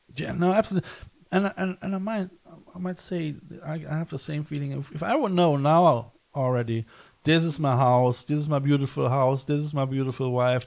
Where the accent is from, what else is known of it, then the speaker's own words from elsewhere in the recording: Cologne, North Rhine-Westphalia, Germany; now in West Cork, Ireland; I come from Cologne